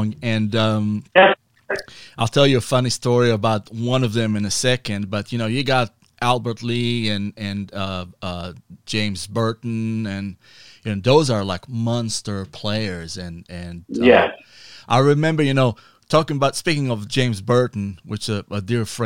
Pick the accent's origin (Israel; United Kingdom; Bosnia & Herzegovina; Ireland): Israel; moved away as an adult; now in United States; I was born in Israel, right? So I moved to the U.S. in 97.